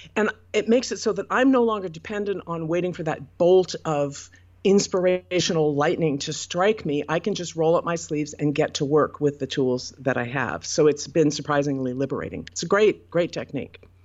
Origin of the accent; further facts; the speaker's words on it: Portland, United States; Portland, which is my hometown and where I currently live